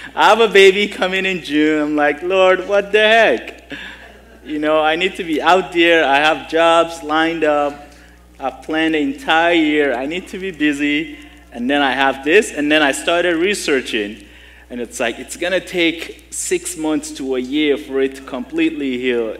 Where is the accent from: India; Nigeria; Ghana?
Nigeria; moved away; growing up in Nigeria, we didn't have much